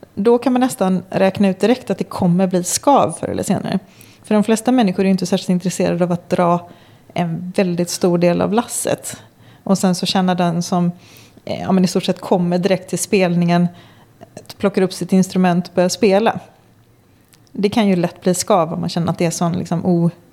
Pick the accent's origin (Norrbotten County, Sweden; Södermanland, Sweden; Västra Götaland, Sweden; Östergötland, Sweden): Västra Götaland, Sweden; Gothenburg; jag är från Göteborg